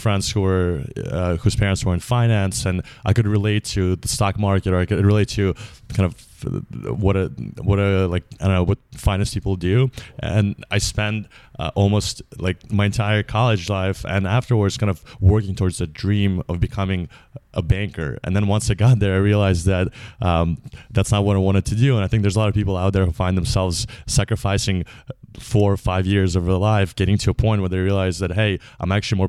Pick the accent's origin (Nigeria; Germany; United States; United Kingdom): United States; New York; I grew up in New York, where a lot of my friends' parents were in finance.